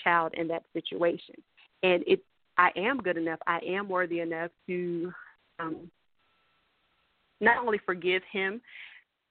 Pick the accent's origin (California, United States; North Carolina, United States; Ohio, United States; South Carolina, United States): South Carolina, United States; Columbia; So I'm from South Carolina, actually from Columbia, South Carolina, born and raised